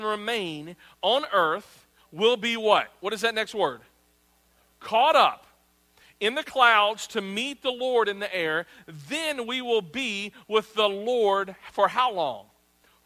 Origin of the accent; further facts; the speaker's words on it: United States; we as America